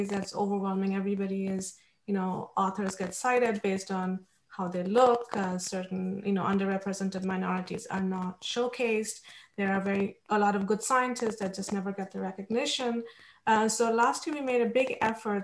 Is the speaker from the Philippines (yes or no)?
no; India; moved away; I grew up in India